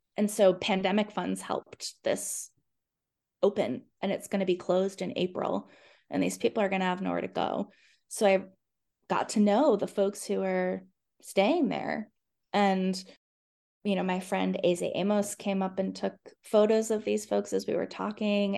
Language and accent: English; Boston area, Massachusetts, United States; now in Charlottesville, United States; I'm from the Boston area in Massachusetts, and my family talks a lot